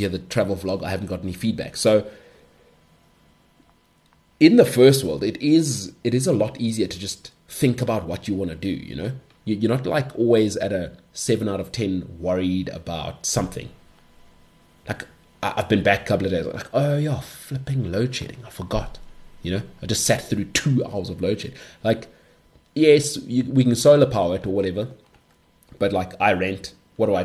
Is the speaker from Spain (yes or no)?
no; South Africa; as a South African